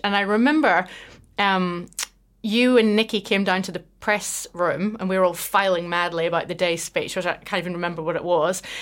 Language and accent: English; just outside Belfast, Northern Ireland, United Kingdom; moved away as an adult; also born or lived in Scotland; now in New Zealand; I grew up just outside Belfast